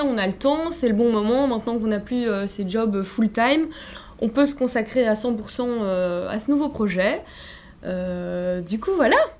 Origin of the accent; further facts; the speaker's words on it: Brussels, Brussels-Capital Region, Belgium; je suis née et j'ai grandi à Bruxelles, en Belgique